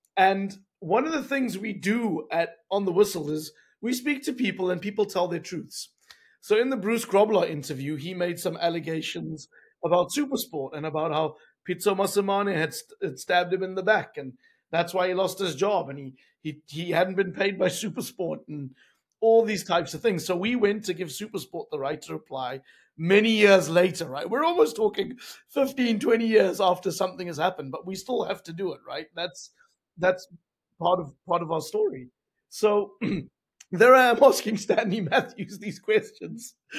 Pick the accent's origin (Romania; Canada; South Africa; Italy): South Africa; being a South African